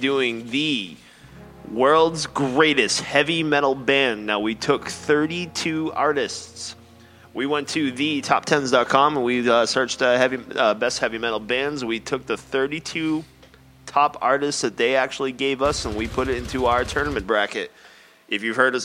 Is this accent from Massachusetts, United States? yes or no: yes; Massachusetts, United States; We're from Massachusetts, so Marlboro, Massachusetts